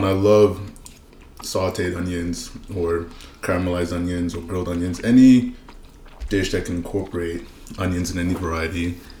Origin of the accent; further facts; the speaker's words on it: Canada; also born or lived in Nigeria / South Africa / Fogo Island, Newfoundland; So I identify as Nigerian Canadian because a lot of people are confused by my history. So I left Nigeria when I was 3, went to South Africa, lived there for 7 years, and I've been in Canada for 20 years now.